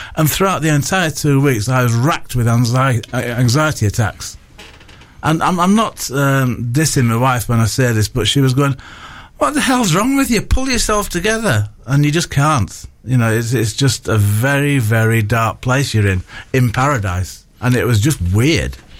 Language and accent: English; Bradford, Yorkshire and the Humber, United Kingdom; moved away; growing up in Bradford at the age of three